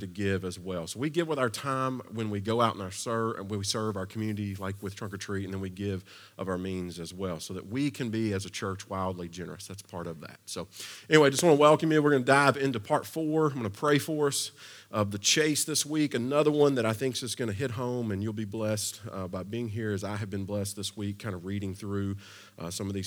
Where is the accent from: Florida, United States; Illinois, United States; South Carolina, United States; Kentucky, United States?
Kentucky, United States; also born or lived in Versailles, Kentucky; now in Nashville, United States; I've been here a long time, but I'm originally from Kentucky, which means growing up, I grew up on a steady diet of two things.